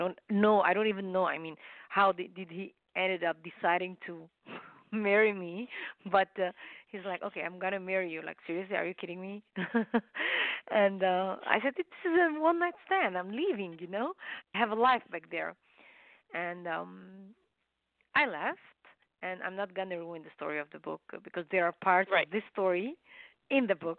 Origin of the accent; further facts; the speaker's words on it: Lebanon; moved away as an adult; also born or lived in Los Angeles, United States; now in Canada; In Lebanon and I was married, so I came to U.S., United States, Los Angeles.